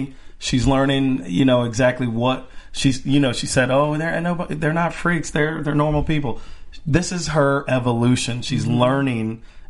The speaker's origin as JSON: {"language": "English", "town": "Miami", "region": "Florida", "country": "United States", "said": "I identify from the South. I'm from Miami, but y'all don't call that the South."}